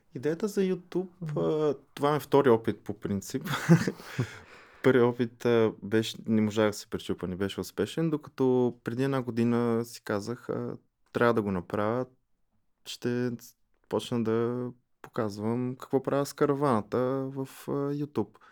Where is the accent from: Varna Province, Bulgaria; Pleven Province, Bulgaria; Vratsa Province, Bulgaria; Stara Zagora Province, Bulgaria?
Pleven Province, Bulgaria; Pleven; аз съм от Плевен и до Плевен има един каньон на река Чернелка